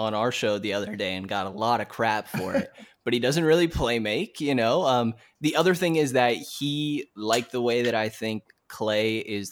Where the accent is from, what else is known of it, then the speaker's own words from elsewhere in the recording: Bay Area, California, United States; moved away; I'm originally from the Bay Area